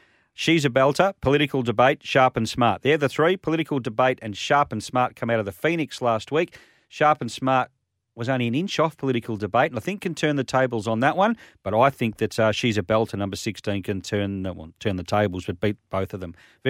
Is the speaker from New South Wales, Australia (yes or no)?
no; Victoria, Australia; But I was from Victoria, so it was still hot.